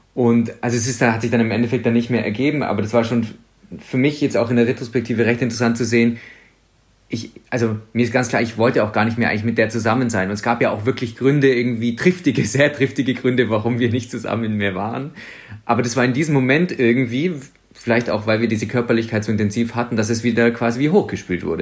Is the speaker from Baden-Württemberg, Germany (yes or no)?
yes; Swabia, Baden-Württemberg, Germany; ich als Schwabe